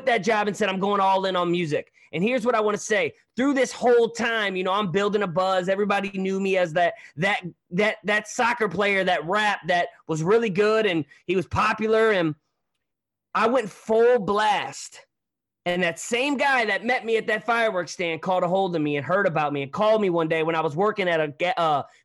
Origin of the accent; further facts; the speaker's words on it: Hazelwood, Missouri, United States; also born or lived in Hollywood, California; I'm from St. Louis, but a little town called Hazelwood